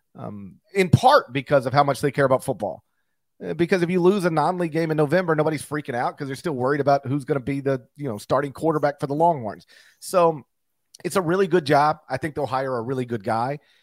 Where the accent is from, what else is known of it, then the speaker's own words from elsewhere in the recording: Mississippi, United States; my home state